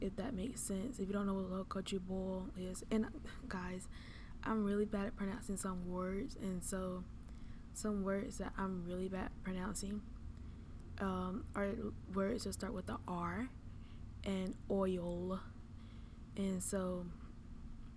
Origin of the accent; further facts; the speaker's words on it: the South, United States; I am from the South